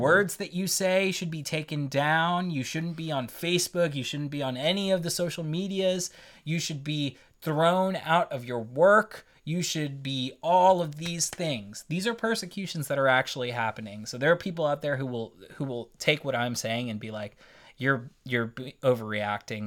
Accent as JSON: {"language": "English", "country": "United States", "said": "I'm an American"}